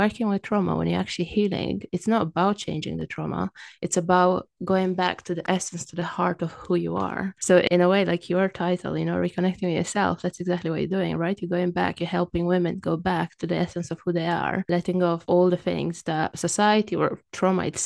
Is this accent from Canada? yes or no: no; Romania; English is a second language; moved away as an adult; now in London, United Kingdom; as you can tell from my accent, I wasn't born in the UK. I'm originally from Romania and I've lived in the UK for about 16, 17 years